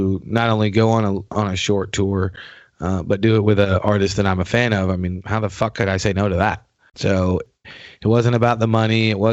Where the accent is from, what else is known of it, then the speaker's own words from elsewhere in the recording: New York, United States; moved away; I'm originally from New York.